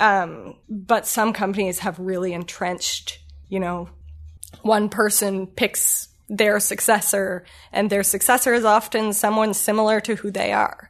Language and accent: English; Ottawa, Ontario, Canada; moved away as an adult; also born or lived in Kingston, Ontario / Toronto; I am born and raised in Ottawa.